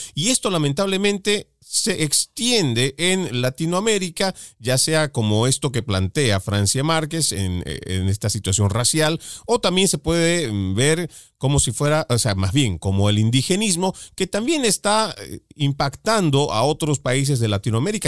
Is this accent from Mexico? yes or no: no; Bolivia; mi país, en Bolivia